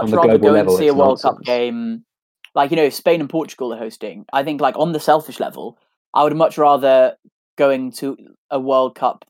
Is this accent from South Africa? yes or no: no; Wales, United Kingdom; As a Welsh person